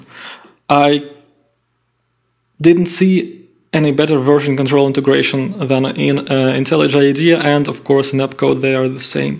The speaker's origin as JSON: {"language": "English", "region": "Saint Petersburg", "country": "Russia", "second_language": "English", "said": "I'm from Russia, from St. Petersburg"}